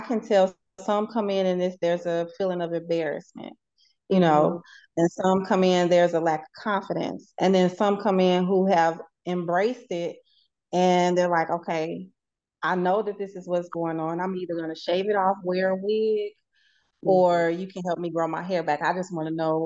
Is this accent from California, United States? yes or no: no; St. Louis, Missouri, United States; moved away as an adult; now in Houston, United States; I love my hometown.